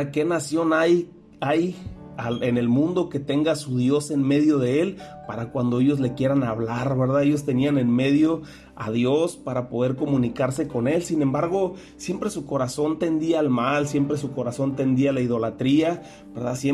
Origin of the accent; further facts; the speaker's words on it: Mexico; nosotros como iglesia, nosotros como pueblo mexicano, también deberíamos de estar instituyendo un tiempo de oración